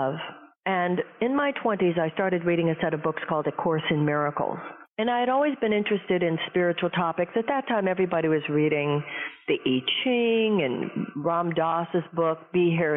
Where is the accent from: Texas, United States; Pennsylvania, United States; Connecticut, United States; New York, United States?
Texas, United States; Houston; I grew up in Houston, Texas